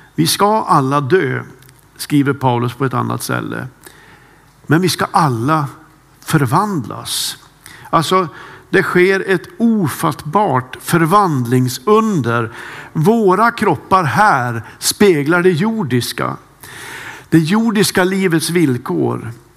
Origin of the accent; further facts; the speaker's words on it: Kramfors, Västernorrland County, Sweden; moved away; Jag har en äldre bror som bor kvar hemma i Kramfors